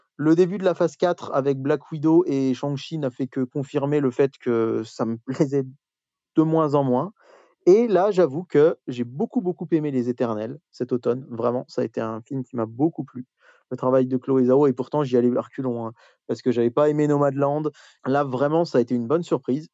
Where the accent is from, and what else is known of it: France